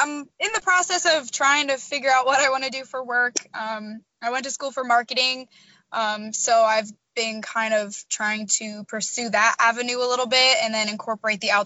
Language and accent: English; Harrisburg, Pennsylvania, United States; moved away as an adult; now in Missouri, United States; I am originally from Pennsylvania, but I'm living in Missouri right now. I moved out here for college